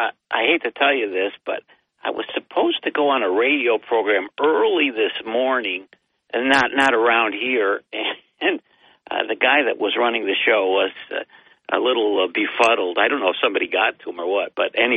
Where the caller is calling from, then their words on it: Binghamton, New York, United States; … from Binghamton.